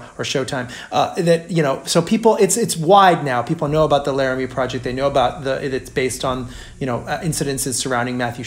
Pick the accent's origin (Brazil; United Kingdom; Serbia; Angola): Brazil; now in United States; having not grown up in America, I grew up in Brazil